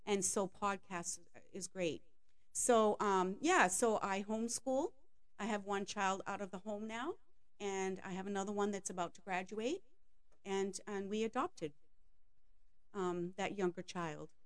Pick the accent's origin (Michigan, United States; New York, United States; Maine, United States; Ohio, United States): Maine, United States; I grew up in Maine from in a French family